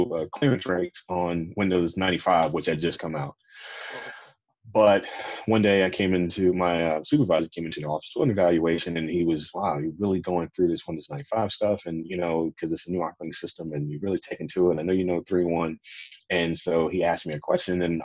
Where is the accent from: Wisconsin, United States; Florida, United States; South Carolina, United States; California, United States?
Florida, United States; Jacksonville; also born or lived in Tampa, Florida; I moved away from my hometown of Jacksonville, Florida, to Tampa to attend school.